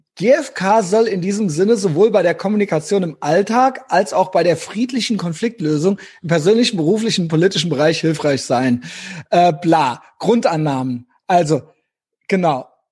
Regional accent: Rhineland-Palatinate, Germany; moved away; Ich komme ja aus äh, Rheinland-Pfalz gebürtig, was ja im Süden an NRW grenzt

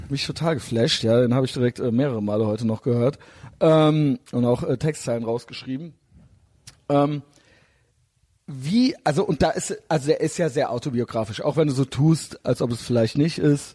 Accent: Koblenz, Rhineland-Palatinate, Germany; Ich komme nämlich aus Koblenz

